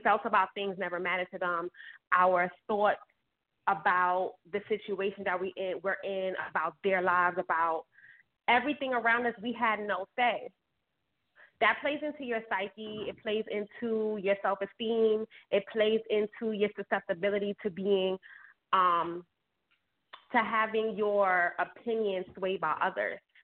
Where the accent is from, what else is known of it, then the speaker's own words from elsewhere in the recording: New York City, New York, United States; I grew up in Bed Stuy.